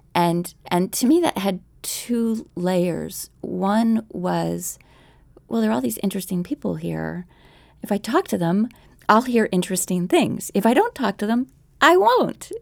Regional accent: Philadelphia, Pennsylvania, United States; now in Arlington, United States; We did a day trip to my hometown for the Megapolis Audio Festival

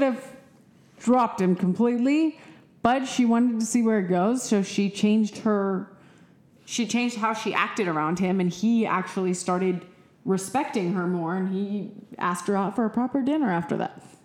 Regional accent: Austin, Texas, United States; we are from Austin

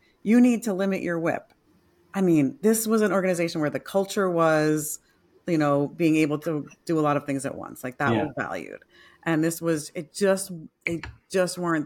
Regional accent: New York, United States; moved away; I'm a New Yorker originally

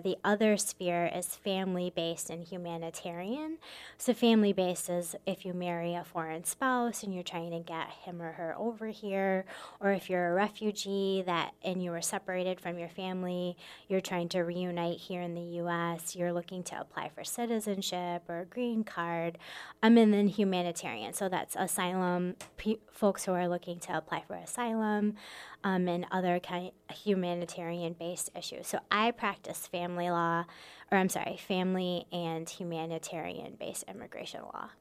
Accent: Michigan, United States; moved away as an adult; also born or lived in Minnesota; now in Sioux Falls, United States; I was born and raised in Michigan

